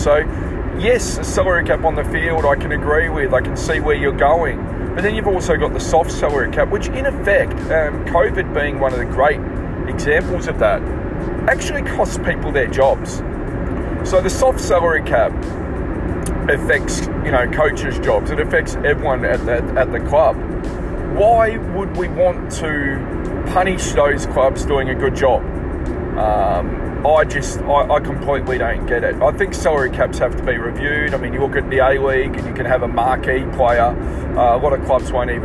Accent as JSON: {"language": "English", "town": "Frankston", "region": "Victoria", "country": "Australia", "tie": "born or raised there", "moved": "yes", "lives_now": "Queensland, Australia", "said": "I grew up in Frankston."}